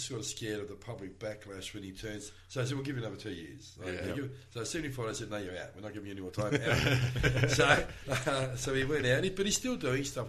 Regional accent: Melbourne, Victoria, Australia; growing up in East Preston, when I did, and having the the very peculiar upbringing I had, living in a family with mental health issues and drugs and alcohol

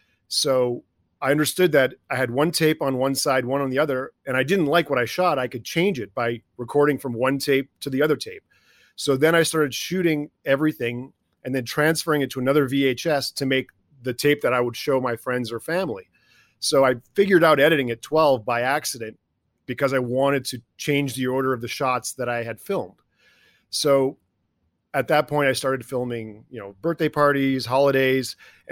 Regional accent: Toronto, Ontario, Canada; also born or lived in Czechoslovakia / Detroit, United States; I was born in Czechoslovakia during the Cold War. My father was a hockey player as well. He defected and luckily obviously took me with him. And so he came to North America. I grew up in Toronto and Detroit

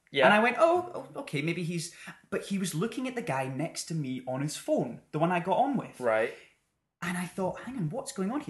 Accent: United Kingdom; Well, we're British.

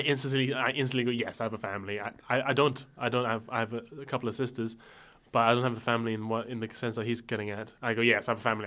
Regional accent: Malaysia; moved away; I'm from Malaysia

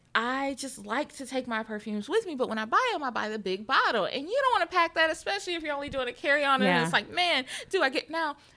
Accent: the South, United States; I'm from the South, girl.

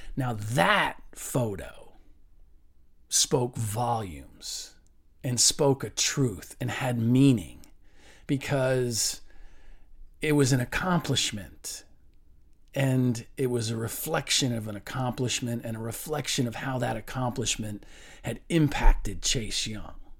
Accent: Cincinnati, Ohio, United States; I'm from Cincinnati

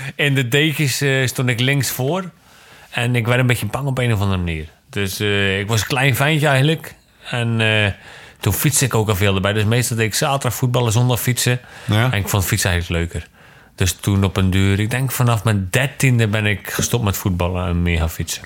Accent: Zeeland, Netherlands; also born or lived in Zwolle, Netherlands / Genemuiden, Netherlands; Ik kom allemaal natuurlijk uit Zeeland

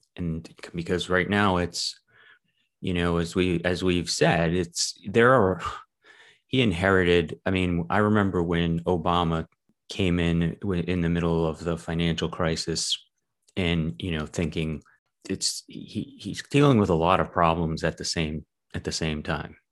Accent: Massachusetts, United States; I grew up in Massachusetts

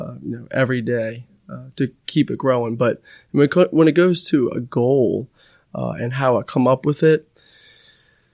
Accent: Metairie, Louisiana, United States; born and raised in Metairie, Louisiana, right outside New Orleans.

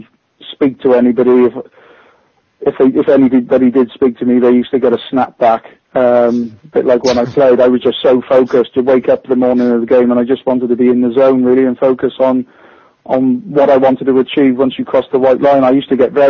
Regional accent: Hereford, West Midlands, United Kingdom; moved away as an adult; also born or lived in London; leaving my hometown club, and I was used to playing in front of 2,500 people at Hereford

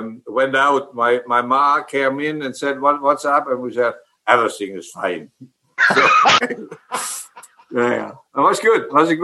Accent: Emmerich, North Rhine-Westphalia, Germany; English is a second language; and then I became Dutch as well, but I was feeling like a German. I grew up in Germany, so I spoke a little bit Dutch, what I do today as well.

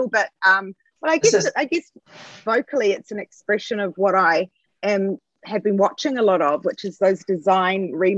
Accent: New Zealand; And it really does relate back to a generation of growing up in New Zealand, I guess, at the end or during a time where there was still there was still that ideal New Zealand

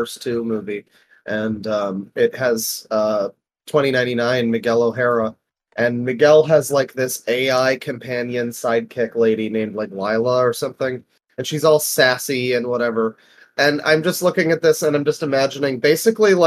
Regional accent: Canada; I'm Canadian, so we didn't get the zombie apocalypse, but we live under Trudeau

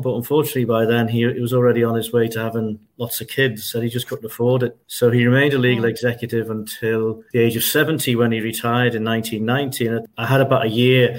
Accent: Liverpool, North West England, United Kingdom; also born or lived in London; we were born in St. Matthew's Parish on Queen's Drive, Club Moor. After a few years, we moved to St. Paul's in West Derby.

